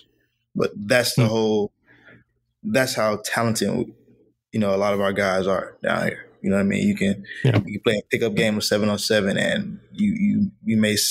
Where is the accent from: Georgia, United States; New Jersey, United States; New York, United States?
Georgia, United States; Atlanta; moved away as an adult; now in Miami, United States; I was raised in Atlanta